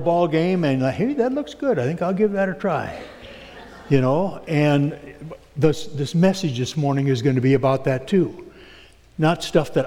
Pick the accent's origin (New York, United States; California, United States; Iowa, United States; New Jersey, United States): Iowa, United States; Alton; now in Sioux Center, United States; I come from Alton originally and have moved to Sioux Center.